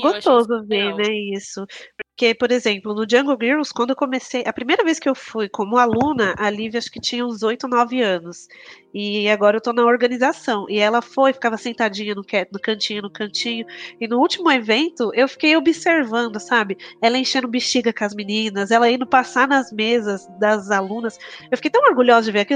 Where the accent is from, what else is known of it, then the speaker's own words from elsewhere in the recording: São Paulo, Brazil; moved away as an adult; now in Guarulhos, Brazil; eu sou do Capão Redondo, né? Eu morei no Capão Redondo até os 23 anos